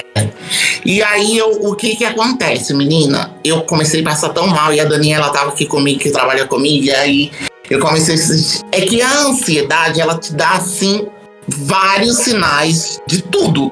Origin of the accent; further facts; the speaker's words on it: Morro do Chapéu, Bahia, Brazil; now in São Paulo, Brazil; Eu sou da Bahia, eu sou de Morro do Chapéu, lá na Chapada Diamantina